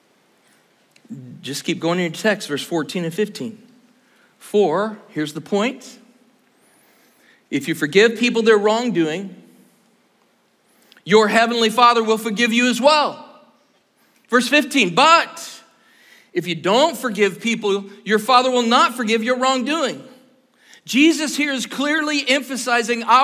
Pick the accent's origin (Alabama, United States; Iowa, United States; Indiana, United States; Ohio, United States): Iowa, United States; I'm from Iowa